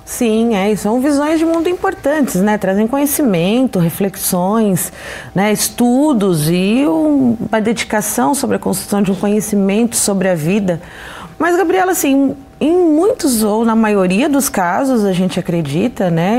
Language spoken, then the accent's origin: Portuguese; Brazil; aqui no nosso, pra, no, no nosso país